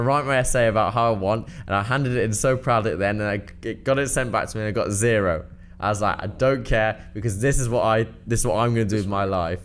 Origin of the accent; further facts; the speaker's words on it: Cheshire, North West England, United Kingdom; I'm from Cheshire, so it was a very small primary school